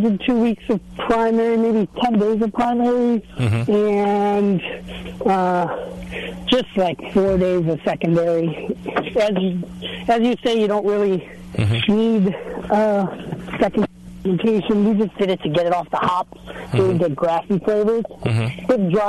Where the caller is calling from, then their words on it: Wisconsin, United States; I'm calling from Wisconsin.